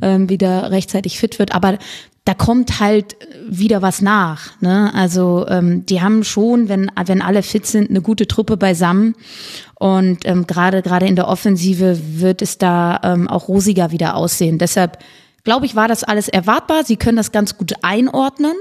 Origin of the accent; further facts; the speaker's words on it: Cologne, North Rhine-Westphalia, Germany; als gebürtige Kölnerin